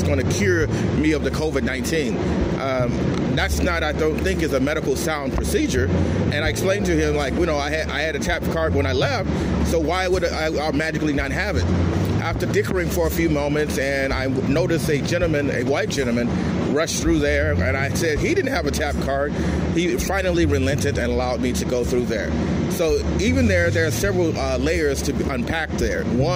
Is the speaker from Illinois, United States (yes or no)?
yes; Chicago, Illinois, United States; now in Los Angeles, United States; I'm from Chicago